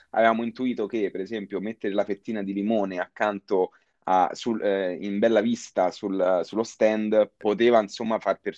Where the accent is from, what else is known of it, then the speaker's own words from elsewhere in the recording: Lazio, Italy; also born or lived in United States; Io sempre ho frequentato la scuola qui, io sono nato a, in provincia di Roma.